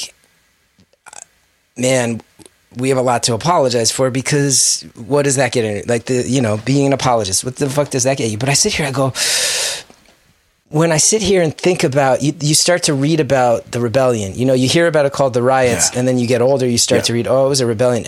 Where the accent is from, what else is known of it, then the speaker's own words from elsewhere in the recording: West Orange, New Jersey, United States; my neighborhood of West Orange